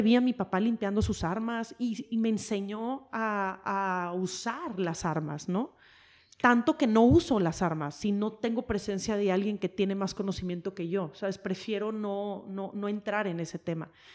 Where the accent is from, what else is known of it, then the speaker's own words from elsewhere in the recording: Mexico; moved away; also born or lived in United States; el mexicano es de sangre caliente, somos, somos latinos